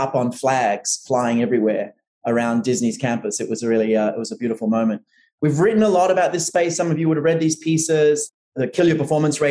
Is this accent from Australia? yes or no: yes; Australia; moved away as an adult; now in New York, United States; as an Australian who moved to New York